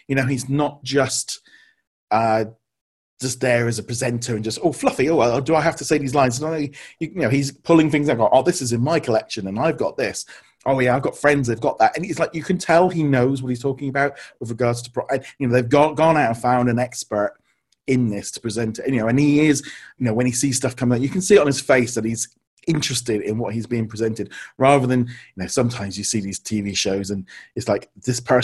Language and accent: English; United Kingdom; we're being British